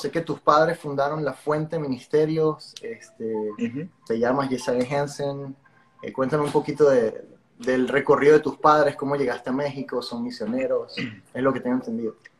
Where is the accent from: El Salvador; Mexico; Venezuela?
Venezuela; moved away as an adult; now in Miami, United States; aunque vivo en Miami, no sé si te lo había comentado, me mudé fue hace tres, casi cuatro años, soy de Venezuela